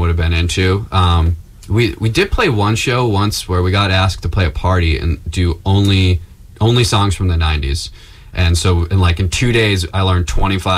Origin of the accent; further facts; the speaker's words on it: Plymouth, Massachusetts, United States; my hometown later in July in Plymouth, Mass